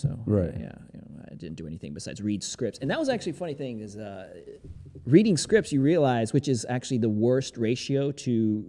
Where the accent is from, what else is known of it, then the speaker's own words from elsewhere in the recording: Greensboro, North Carolina, United States; Greensboro, North Carolina, boy.